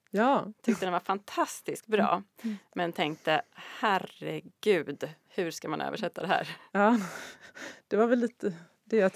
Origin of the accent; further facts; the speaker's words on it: Galicia, Spain; now in Sweden; Så när jag var liten i Galicien då var det ju åsnor på